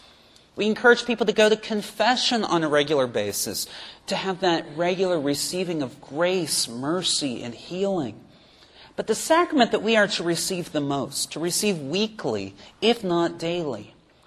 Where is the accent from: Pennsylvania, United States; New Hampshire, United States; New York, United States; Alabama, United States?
Pennsylvania, United States; Pittsburgh; moved away as an adult; now in Knoxville, United States; I took a job in my hometown of Pittsburgh, Pennsylvania